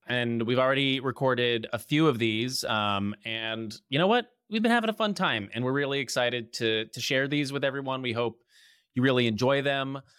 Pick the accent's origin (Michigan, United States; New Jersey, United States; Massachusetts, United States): New Jersey, United States; also born or lived in Los Angeles; from New Jersey